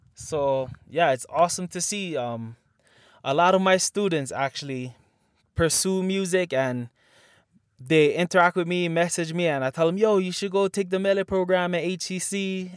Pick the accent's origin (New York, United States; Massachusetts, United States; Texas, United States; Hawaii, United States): Hawaii, United States; Makaha; growing up in Makaha.